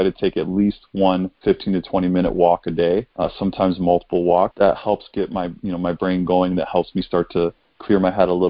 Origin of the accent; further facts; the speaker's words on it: Kenosha, Wisconsin, United States; moved away; I come from Kenosha